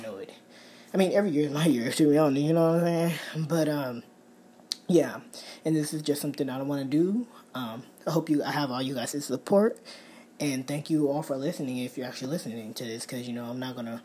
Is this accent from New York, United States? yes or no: no; Bay Area, California, United States; I'm from California, Bay Area